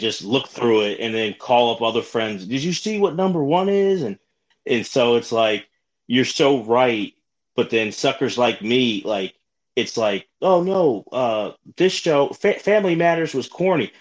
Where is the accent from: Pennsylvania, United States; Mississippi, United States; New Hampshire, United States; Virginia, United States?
Pennsylvania, United States; Philadelphia; I'm from Philly